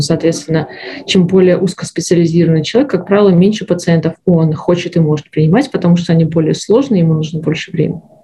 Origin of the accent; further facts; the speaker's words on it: Belarus; moved away as an adult; now in Canada; Я из Беларуси. Э, была врачом в Беларуси